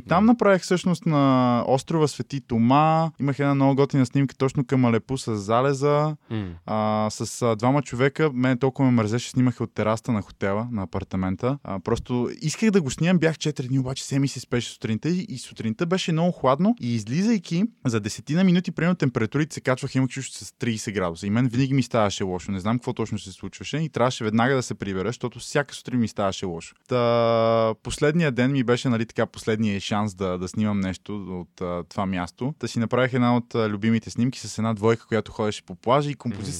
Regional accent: Sofia, Sofia City, Bulgaria; родния ми град, нали, София

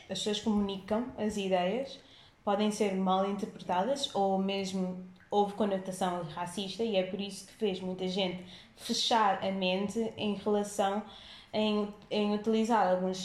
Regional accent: Cape Verde; eu sendo cabo-verdiana

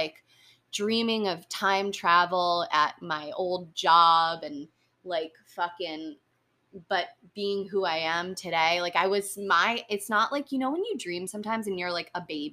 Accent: Westchester, New York, United States; accent: a little bit of a New York accent tempered by the suburbs; I grew up in Westchester.

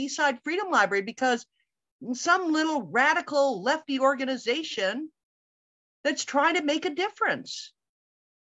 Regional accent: Canada; now in United States; I came from Canada, you know, I was born in the States, raised in Canada

